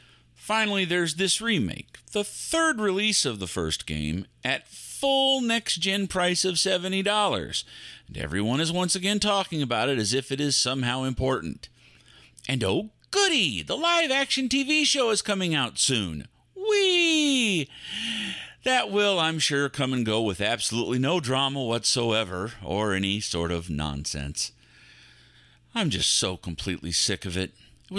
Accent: Texas, United States; I'm a Texan. I love dogs.

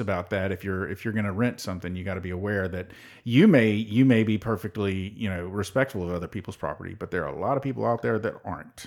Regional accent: Tennessee, United States; we're from Tennessee

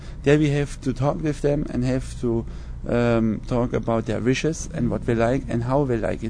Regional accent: Black Forest, Baden-Württemberg, Germany; I am the executive chef of the motor vessel Europa, and I came from the Black Forest in the south of Germany.

